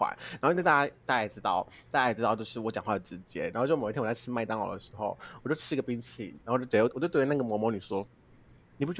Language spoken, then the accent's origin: Chinese; Kaohsiung, Taiwan; 所以我就没有回去高雄了。大家知道我是高雄人，我转回高雄。